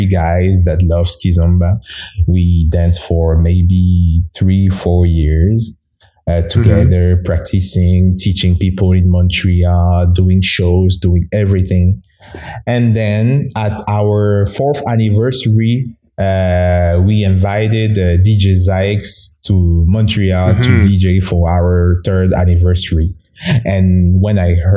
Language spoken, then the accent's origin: English; Togo; first language Mina; English is a second language; moved away as an adult; now in Canada; So I'm from Togo. It's a small country in West Africa. So I'm born there and I went to school there and I immigrated in Canada in 2009